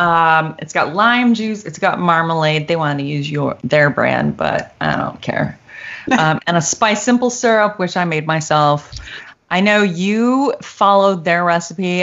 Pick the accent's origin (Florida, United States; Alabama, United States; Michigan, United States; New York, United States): Michigan, United States; now in Dallas, United States; I grew up in Michigan and we had a lot of snow days